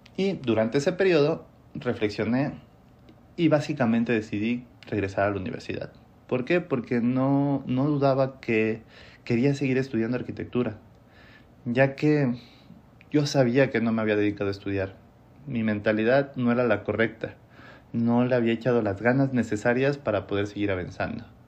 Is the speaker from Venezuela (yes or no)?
no; Mexico; also born or lived in Mexico City / Monterrey; continué mi carrera en Ciudad de México, en donde me enfrenté con la realidad de la profesión, al menos en mi país